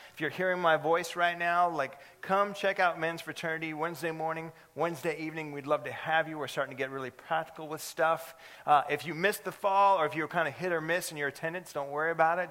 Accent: California, United States; moved away; I'm from California

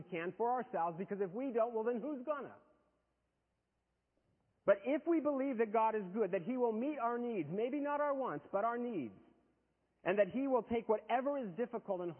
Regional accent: United States; I was born in America to good parents

